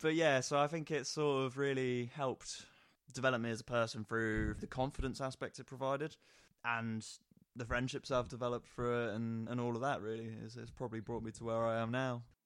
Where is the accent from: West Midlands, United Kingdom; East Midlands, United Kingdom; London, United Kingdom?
East Midlands, United Kingdom; Nottingham; growing up in Nottingham